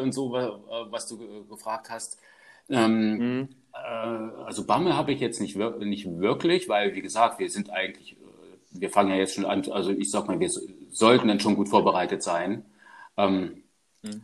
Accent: Germany; also born or lived in Karlsruhe region; now in Karlsruhe, Germany; recht naturnah aufgewachsen und ähm, ja, in Richtung Harz, äh, da wo ich herkomme

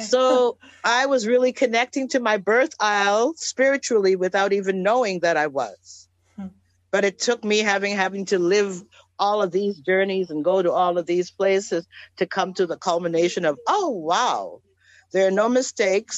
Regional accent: Trinidad & Tobago; moved away; I was born in Trinidad

